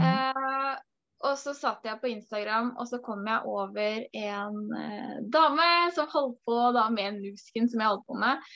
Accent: Porsgrunn, Telemark, Norway; moved away as an adult; now in Sandefjord, Norway; Jeg kommer egentlig fra Porsgrunn

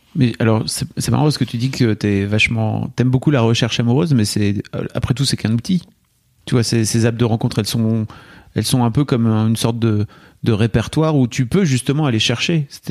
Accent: the North, France; J'ai grandi dans le Nord

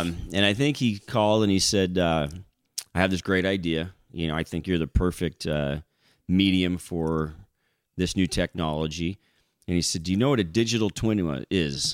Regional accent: Paso Robles, California, United States; moved away as an adult; also born or lived in Florida; I grew up on Willow Creek Road in Willow Creek District

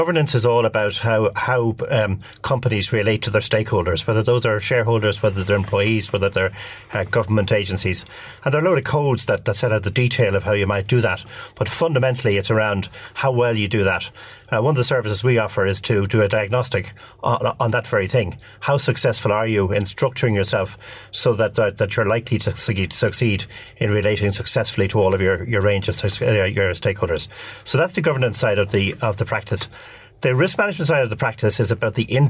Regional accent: Dublin, Leinster, Ireland; I'm from Dublin

